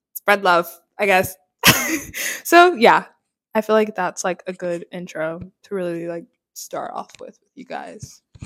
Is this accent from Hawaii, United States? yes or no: yes; Hawaii, United States; also born or lived in North Carolina; now in New York City, United States; My family moved from Hawaii, but I still say I'm from Hawaii